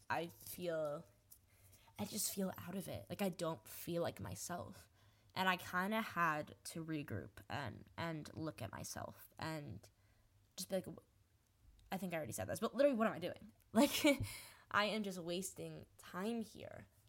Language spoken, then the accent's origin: English; New Jersey, United States; I am from New Jersey, born, born and raised